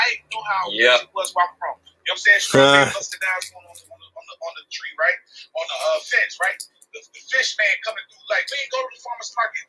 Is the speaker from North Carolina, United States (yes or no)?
yes; Wilmington, North Carolina, United States; born or raised there; moved away